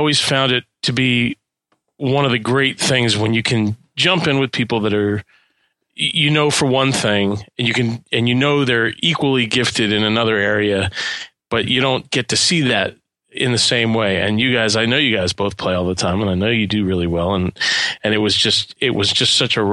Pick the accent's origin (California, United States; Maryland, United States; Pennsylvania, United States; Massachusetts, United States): Pennsylvania, United States; Philadelphia; I'm originally from Philadelphia